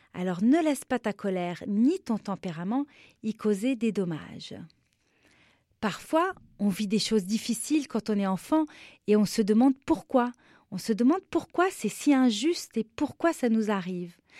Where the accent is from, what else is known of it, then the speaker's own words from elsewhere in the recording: Beirut, Beirut Governorate, Lebanon; je suis libanaise, je suis née à Beyrouth, au Liban, et j'avais 7 ans seulement quand la guerre a commencé dans mon pays